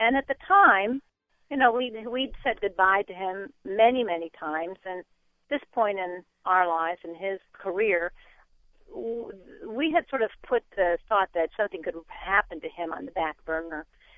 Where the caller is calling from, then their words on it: United States; I am right outside of Washington, D.C.